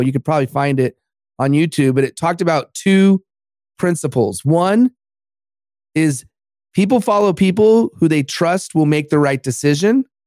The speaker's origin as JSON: {"language": "English", "town": "Los Angeles", "region": "California", "country": "United States", "tie": "born or raised there", "said": "my hometown of Los Angeles"}